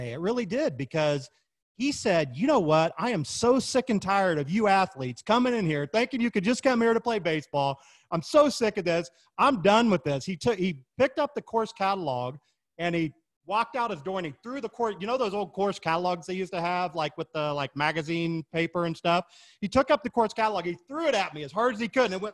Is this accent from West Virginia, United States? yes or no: no; Kansas City, Missouri, United States; moved away; also born or lived in Florida; I was born and raised in Kansas City, Missouri, home of the Kansas City Chiefs, and Kansas City Barbecue